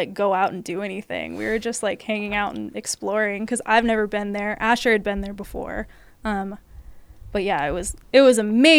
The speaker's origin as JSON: {"language": "English", "town": "Eugene", "region": "Oregon", "country": "United States", "said": "I'm from Eugene, so I'm, like, used to super tiny little everything."}